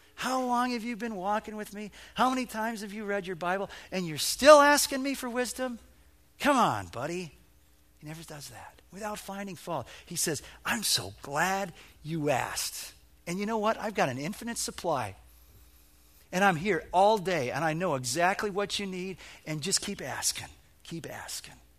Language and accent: English; Illinois, United States; moved away; I'm a flatlander from Illinois, and we didn't have hills in Illinois.